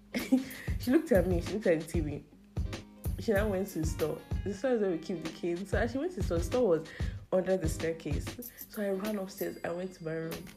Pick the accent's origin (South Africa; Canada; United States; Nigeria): Nigeria; being a Nigerian